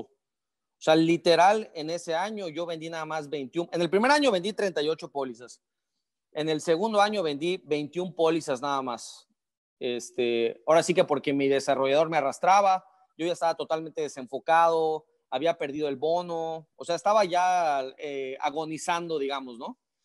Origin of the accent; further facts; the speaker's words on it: Yucatán, Mexico; moved away as an adult; Yo soy yucateco, pero me movieron por diferentes partes de, México en la empresa